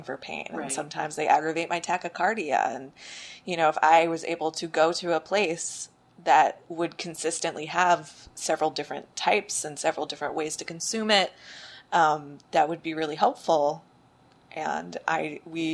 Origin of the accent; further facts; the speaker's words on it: New Jersey, United States; now in New York, United States; I'm originally from New Jersey